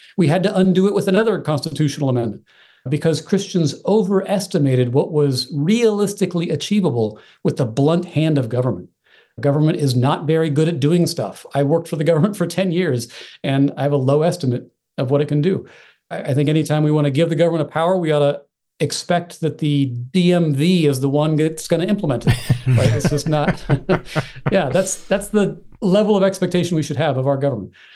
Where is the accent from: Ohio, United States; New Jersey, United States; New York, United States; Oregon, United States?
Oregon, United States; also born or lived in Texas; now in Virginia, United States; Call myself an Oregonian, actually, by upbringing